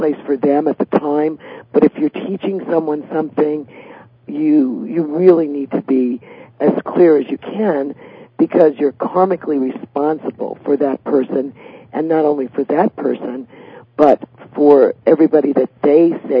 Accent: Staten Island, New York, United States; So, well, I grew up by the Staten Island Ferry Terminal.

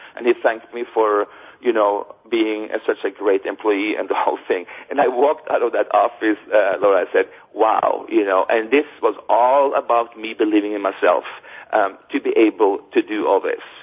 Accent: Norway; moved away as an adult; growing up in Norway

